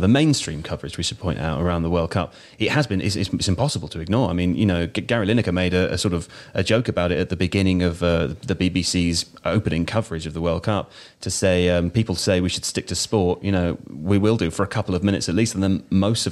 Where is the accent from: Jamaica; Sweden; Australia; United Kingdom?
United Kingdom; we're from Britain here